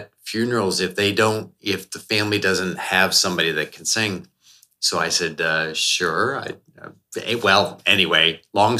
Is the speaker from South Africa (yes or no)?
no; New Brunswick, Canada; moved away as an adult; also born or lived in Winston-Salem, North Carolina; I am Canadian, so I'm from East Coast Canada